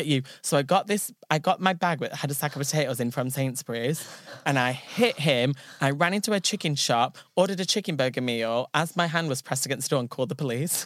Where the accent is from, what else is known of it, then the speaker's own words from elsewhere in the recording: Ashton-under-Lyne, North West England, United Kingdom; so I'm from Ashton